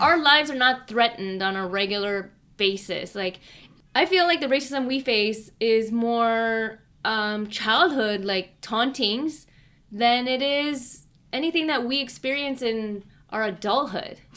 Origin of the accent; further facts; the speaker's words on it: Chicago, Illinois, United States; if I grew up in Chicago proper for the rest of my childhood, but my parents moved out of Chicago